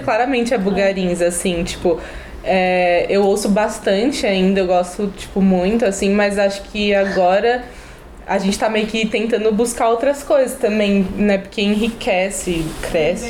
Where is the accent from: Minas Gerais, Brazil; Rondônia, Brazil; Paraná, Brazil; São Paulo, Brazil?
São Paulo, Brazil; now in Florianópolis, Brazil; nasci em São Paulo, moro em Floripa